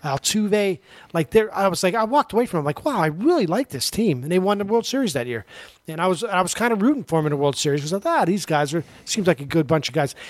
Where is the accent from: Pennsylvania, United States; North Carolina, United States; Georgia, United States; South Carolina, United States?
Pennsylvania, United States; Pittsburgh; I grew up in Pittsburgh in the 70s